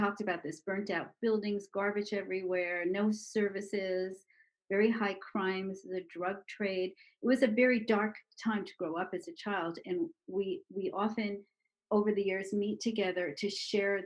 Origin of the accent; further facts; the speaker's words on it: New York City, New York, United States; we are the same age, and we grew up in Brooklyn together.